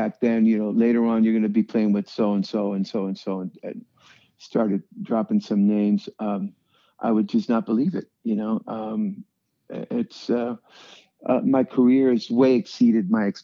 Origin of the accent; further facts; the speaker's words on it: Tijuana, Baja California, Mexico; moved away; also born or lived in San Diego; we grew up in Tijuana.